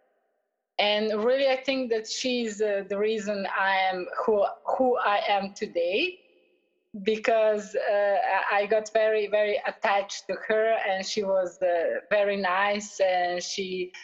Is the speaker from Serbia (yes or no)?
yes; Belgrade, Serbia; I am from Belgrade, from Serbia.